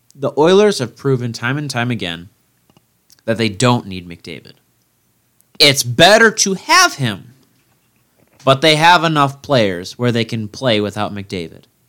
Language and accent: English; Midwest, United States; I'm a Midwesterner